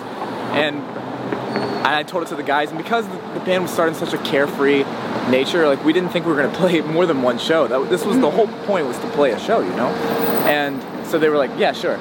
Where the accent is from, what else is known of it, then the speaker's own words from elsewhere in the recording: West Virginia, United States; moved away as an adult; also born or lived in Nashville; I was born in West Virginia and um, yeah, I grew up, basically I lived there until I was like 18